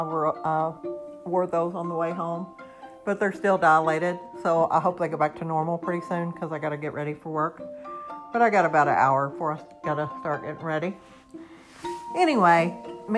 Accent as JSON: {"language": "English", "country": "United States", "said": "I'm a normal American citizen"}